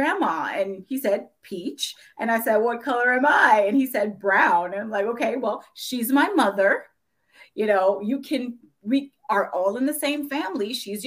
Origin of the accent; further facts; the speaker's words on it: New York City, New York, United States; moved away as an adult; also born or lived in Jamaica; now in Northern Virginia, United States; I grew up in Brooklyn, New York, but where there were plenty of Black people around, but we live in Northern Virginia